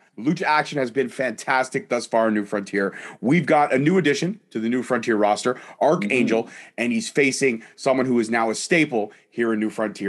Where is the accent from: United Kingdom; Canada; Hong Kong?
United Kingdom; Scotland; Scottish. I'm Scottish. I know how to hold my liquor.